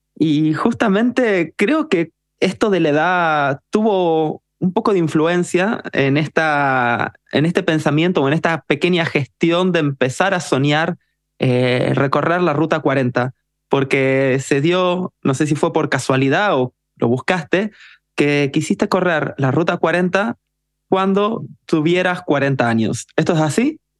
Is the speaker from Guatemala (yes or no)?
no; Argentina; todos los que somos de Argentina